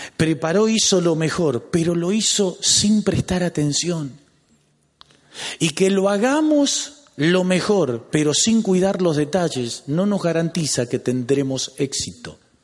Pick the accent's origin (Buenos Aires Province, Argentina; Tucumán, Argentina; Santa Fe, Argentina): Buenos Aires Province, Argentina; Lanús; ¿Y de dónde sos? De Lanús